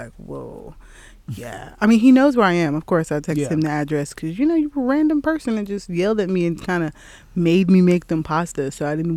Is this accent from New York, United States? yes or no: yes; New York City, New York, United States; moved away; also born or lived in Manhattan, New York; Raised in Brooklyn for the most part.